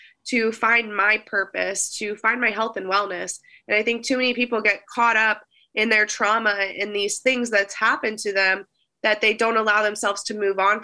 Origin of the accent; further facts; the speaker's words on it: United States; I love being American